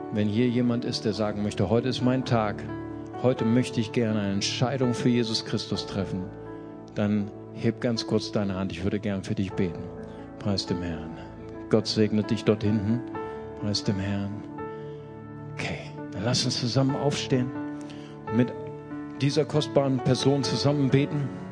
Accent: Germany; als Deutsche

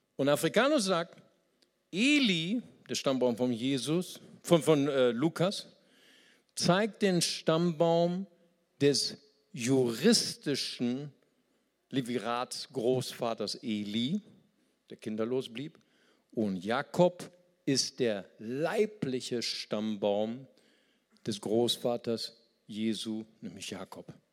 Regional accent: Germany; Für uns als Deutsche

